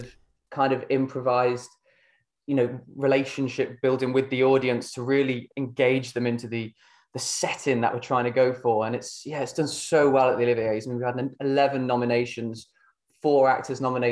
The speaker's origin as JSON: {"language": "English", "town": "Burton upon Trent", "region": "West Midlands", "country": "United Kingdom", "said": "I'm from Burton itself"}